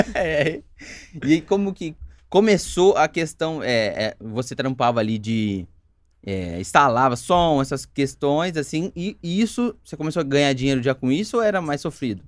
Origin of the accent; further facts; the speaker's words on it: Campinas, São Paulo, Brazil; Eu nasci em Campinas também